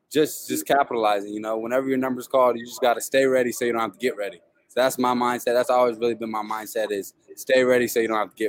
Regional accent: North Fort Myers, Florida, United States; It was good. It was good. Raised by my mom and my two sisters.

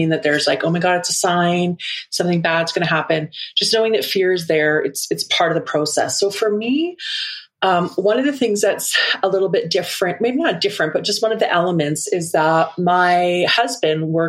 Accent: Vancouver Island, British Columbia, Canada; moved away as an adult; now in Alberta, Canada; I grew up on most of my life spent on Vancouver Island. I moved from Vancouver Island to Alberta.

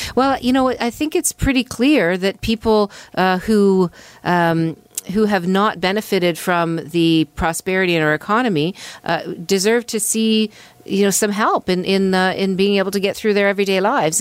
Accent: Hamilton, Ontario, Canada; I'm from Hamilton

